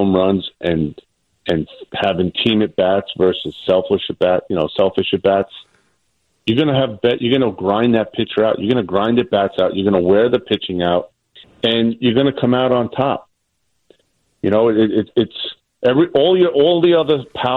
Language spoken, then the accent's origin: English; New York City, New York, United States; accent: New York; born and raised in Staten Island.